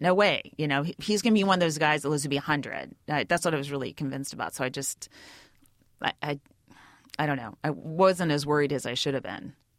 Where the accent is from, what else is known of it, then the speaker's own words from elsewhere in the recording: Bay Area, California, United States; also born or lived in New York; I'm from the Bay Area